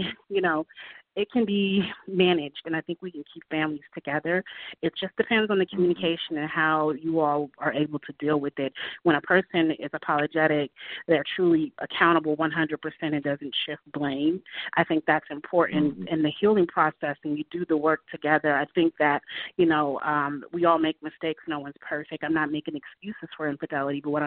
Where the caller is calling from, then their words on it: Atlanta, Georgia, United States; calling from Atlanta, Georgia